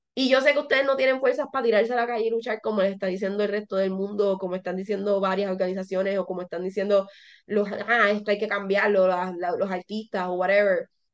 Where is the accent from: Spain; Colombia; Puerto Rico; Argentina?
Puerto Rico; now in United States